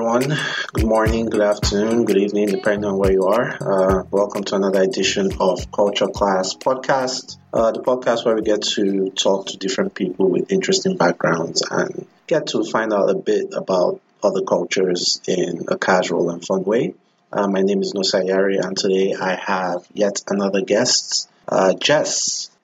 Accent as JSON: {"language": "English", "country": "Nigeria", "moved": "yes", "said": "I'm from Nigeria, and everyone is pretty much Christian or pretends to be Christian"}